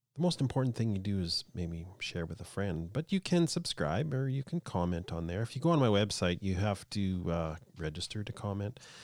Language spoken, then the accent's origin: English; Canada; I'm a Canadian